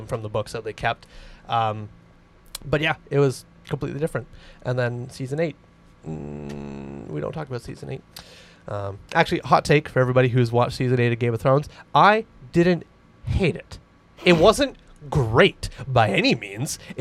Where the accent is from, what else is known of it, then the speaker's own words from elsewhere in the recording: Canada; We're Canadian